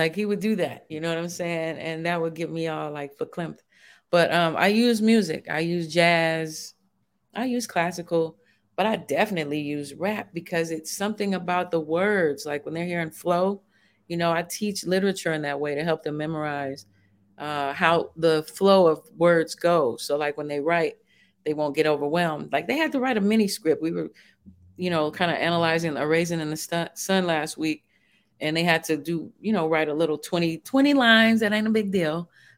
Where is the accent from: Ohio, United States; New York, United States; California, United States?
California, United States; Vallejo; also born or lived in Shreveport; I'm from Vallejo.